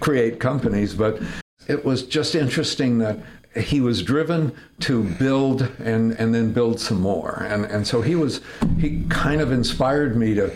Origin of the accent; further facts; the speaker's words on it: Fresno, California, United States; also born or lived in Sonora, California; I was born in Sonora, California, raised in Fresno, California.